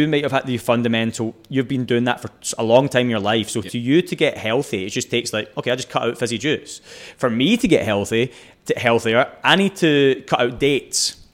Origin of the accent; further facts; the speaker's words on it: Scotland, United Kingdom; moved away as an adult; also born or lived in Texas; I'm Scottish